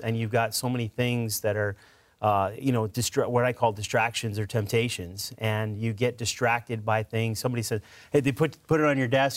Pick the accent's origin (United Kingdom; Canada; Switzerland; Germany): Canada; Edmonton, Alberta; moved away as an adult; now in Mississippi, United States; I'm originally from Edmonton, Alberta, Canada